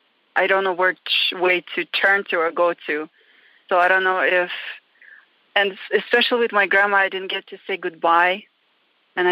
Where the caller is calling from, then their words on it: Reno, Nevada, United States; So I'm calling from Reno again, Nevada.